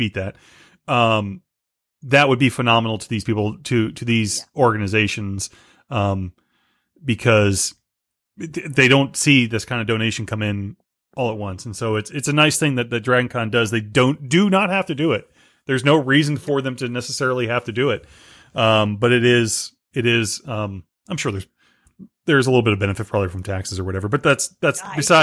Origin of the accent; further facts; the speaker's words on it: Florida, United States; also born or lived in Boston; technically, I've lived in Florida most of my life, but I was born in Boston